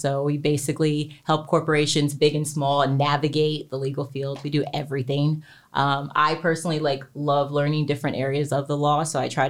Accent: Texas, United States; now in Los Angeles, United States; So I grew up actually in Texas, but I've been in LA since

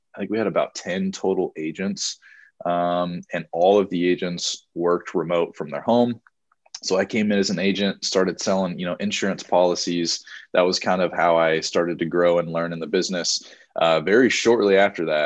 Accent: Kansas City, United States; I grew up in the Kansas City area

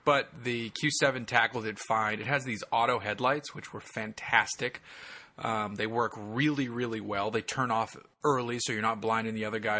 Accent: Boston, Massachusetts, United States; also born or lived in Southern California, United States; I'm from Boston and I'm from California, Southern California. So I'm not a gun guy

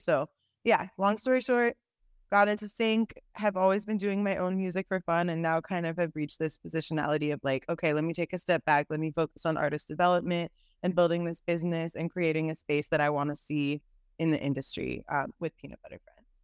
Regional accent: San Francisco, California, United States; now in Los Angeles, United States; I am from San Francisco, California, and Bay Area. I am currently in Los Angeles.

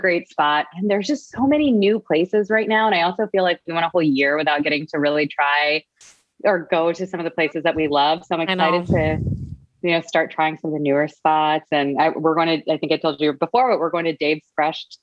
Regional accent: Texas, United States; moved away as an adult; now in Boston, United States; I'm originally from Texas

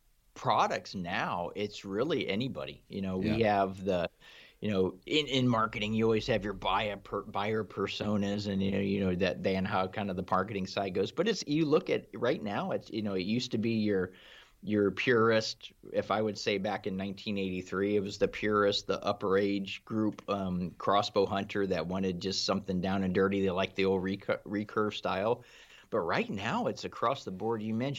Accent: Ohio, United States; I'm from Ohio myself.

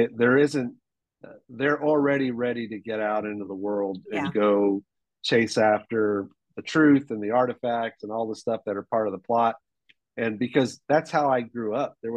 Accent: Hong Kong; moved away; I was born and raised in Hong Kong.

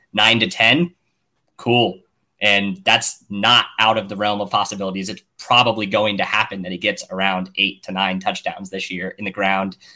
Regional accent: Kansas City, Missouri, United States; I'm from Kansas City

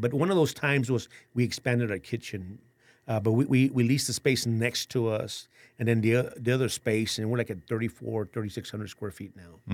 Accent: San Antonio, Texas, United States; born and raised in San Antonio

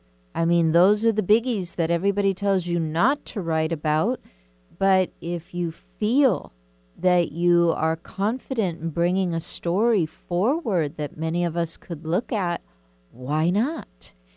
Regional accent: the South, United States; We were a family of 8 kids, and we're from the South. That's how things used to be, big families.

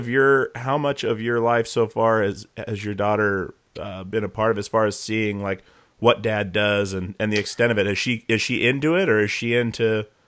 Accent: Alaska, United States; moved away as an adult; also born or lived in Longview, Washington; now in Portland, United States; See, I was born in Longview, Washington, 4 months old, moved to Alaska, so I've never been able to say I was born there. But that was, I mean, that's where I grew up.

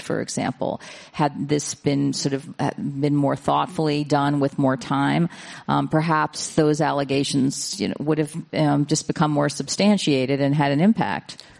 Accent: New York City, New York, United States; I was raised in New York City.

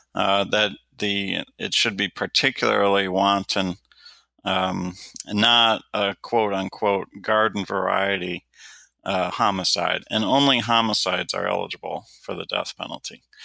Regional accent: Detroit, Michigan, United States; when I was growing up in Detroit, Michigan, it was routine that there were a thousand homicides just in my home city

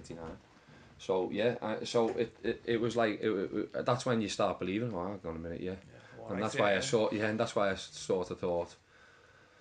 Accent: Liverpool, North West England, United Kingdom; from Toxteth, mate. Yeah. Trafalgar Street

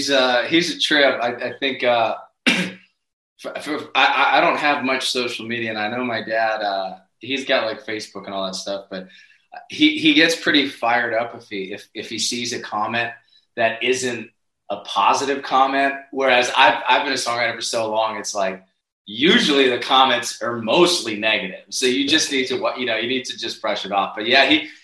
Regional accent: Northeast, United States; now in Nashville, United States; Well, moving to Nashville was not my intention. I'm you know, born and raised in the Northeast.

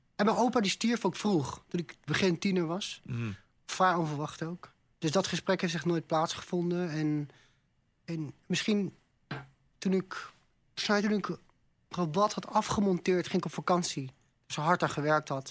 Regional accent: Netherlands; also born or lived in Amsterdam; kom in Nederland

